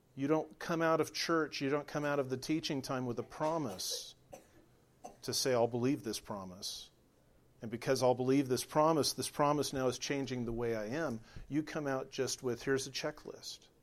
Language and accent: English; California, United States; moved away as an adult; I was raised in California, lived there for forty years